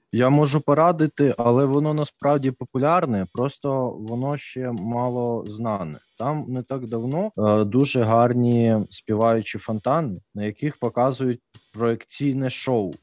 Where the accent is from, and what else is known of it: Uman, Cherkasy Oblast, Ukraine; born or raised there; moved away